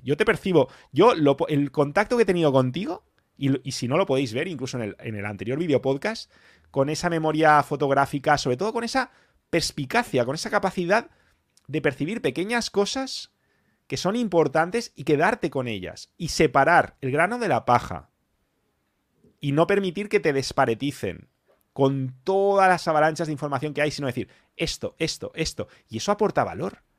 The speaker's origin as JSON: {"language": "Spanish", "country": "Spain", "said": "yo soy español"}